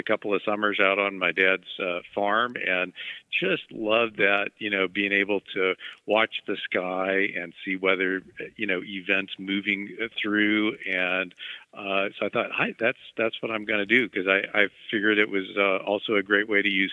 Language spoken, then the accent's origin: English; Mexico, Missouri, United States; I grew up in Mexico, Missouri, and we got some of the St. Louis television stations there